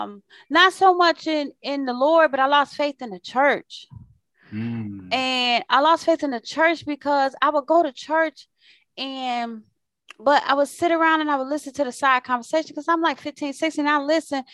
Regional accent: Waukegan, Illinois, United States; actually from the suburbs of Chicago. So where I live is called Waukegan.

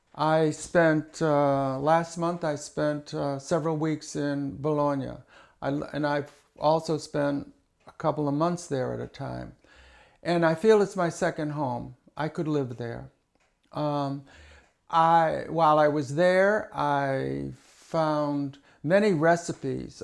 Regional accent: Hyannis, Massachusetts, United States; moved away as an adult; also born or lived in Chicago; I was born in Hyannis, Massachusetts, many years ago. I lived with my grandmother and grandfather and my, my aunt, my mother and father

